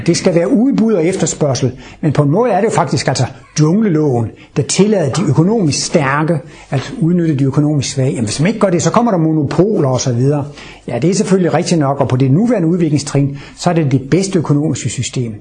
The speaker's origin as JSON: {"language": "Danish", "country": "Denmark", "tie": "born or raised there", "said": "Jeg er født i Jylland i Danmark. Der hedder man ikke …, der hedder man …"}